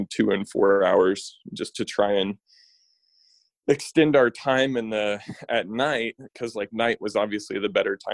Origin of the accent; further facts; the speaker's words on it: Kansas, United States; I grew up in Kansas, I grew up maybe a little bit over an hour away from Emporia, Kansas.